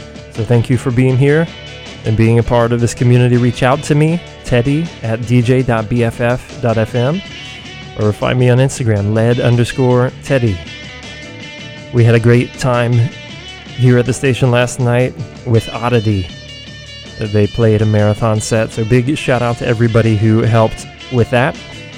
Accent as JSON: {"language": "English", "town": "Athens", "region": "Georgia", "country": "United States", "tie": "born or raised there", "moved": "yes", "lives_now": "San Francisco, United States", "said": "Nucci's Space in Athens, Georgia, my hometown."}